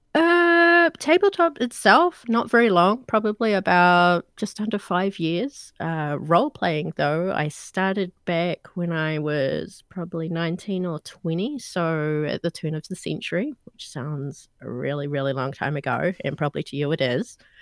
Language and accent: English; New Zealand; from the accent, you guys know I'm not American. I'm actually from New Zealand